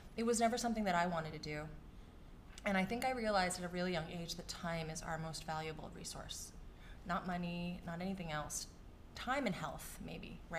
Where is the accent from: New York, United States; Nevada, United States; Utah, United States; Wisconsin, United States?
New York, United States; New York City; growing up in New York City